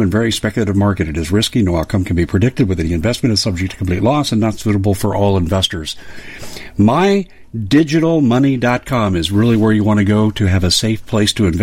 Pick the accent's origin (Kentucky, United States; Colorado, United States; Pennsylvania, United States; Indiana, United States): Colorado, United States; moved away; Well, I'm from Colorado